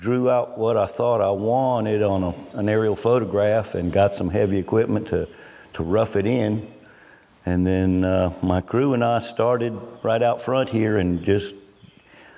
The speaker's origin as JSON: {"language": "English", "town": "Clemson", "region": "South Carolina", "country": "United States", "tie": "born or raised there", "said": "I grew up in Clemson. My dad was a professor there"}